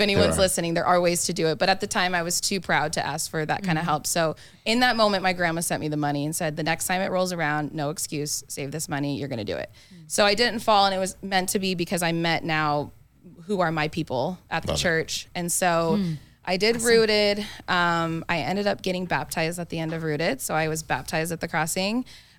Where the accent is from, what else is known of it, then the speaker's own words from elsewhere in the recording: Phoenix, Arizona, United States; I'm from